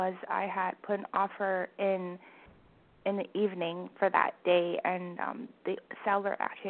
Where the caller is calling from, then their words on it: Vancouver, British Columbia, Canada; calling from Vancouver.